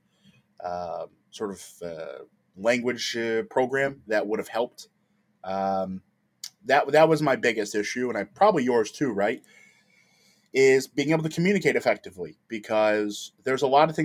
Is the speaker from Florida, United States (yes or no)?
no; Detroit, Michigan, United States; also born or lived in Italy; I'm from the Midwest. Obviously, I've discussed I'm from Detroit